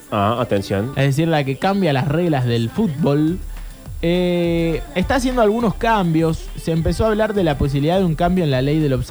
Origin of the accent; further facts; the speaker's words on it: Argentina; Qué vulgares que somos los argentinos.